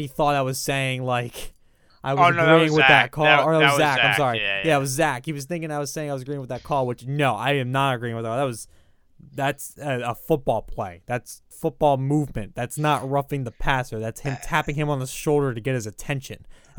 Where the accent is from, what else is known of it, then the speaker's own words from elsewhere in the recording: Philadelphia, Pennsylvania, United States; I'm from the Philadelphia area, as is Tyler.